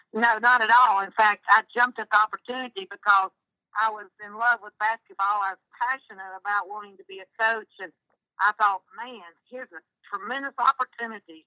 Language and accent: English; North Carolina, United States; I'm from North Carolina